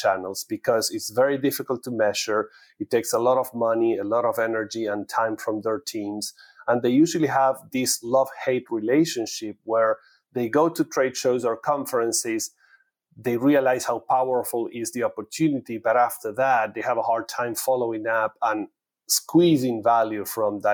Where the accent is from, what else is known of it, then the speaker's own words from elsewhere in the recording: Argentina; moved away as an adult; now in United States; I'm originally from Argentina, from an Italian family, and living in US for almost 20 years